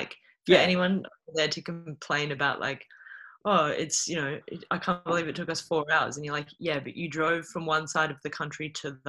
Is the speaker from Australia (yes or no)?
yes; Adelaide, South Australia, Australia; accent: Queensland; also born or lived in Brisbane; I was born in Brisbane, so I was born with that accent. And then when I was 9, we moved to Adelaide